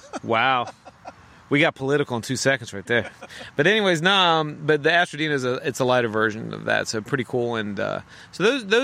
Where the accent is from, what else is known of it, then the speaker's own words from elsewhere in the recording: Bowie, Maryland, United States; and I'm from Bowie originally, so it's fun.